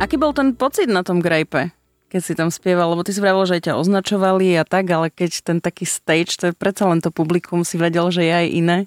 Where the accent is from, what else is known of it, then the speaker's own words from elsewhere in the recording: eastern Slovakia, Slovakia; now in Bratislava, Slovakia; som z východu a že som Rusinka